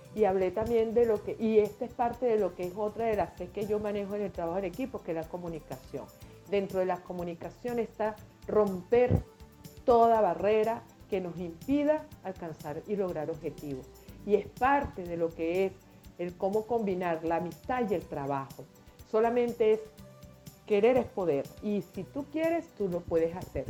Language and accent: Spanish; Venezuela; moved away as an adult; now in Lima, Peru; nací en Venezuela, me crié en Venezuela, me desarrollé en Venezuela